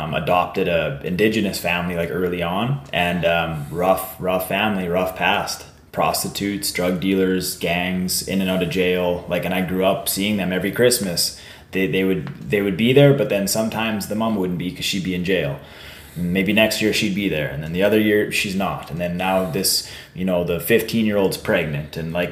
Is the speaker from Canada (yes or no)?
yes; Warman, Saskatchewan, Canada; I grew up in Warman